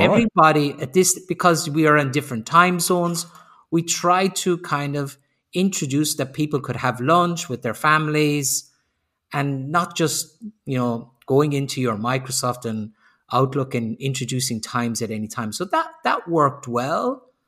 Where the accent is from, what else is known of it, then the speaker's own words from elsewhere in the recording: Ireland; moved away as an adult; also born or lived in Sweden / Slovenia / Spain; now in Germany; I'm originally I'm originally Irish, but I've lived outside of Ireland for 30 years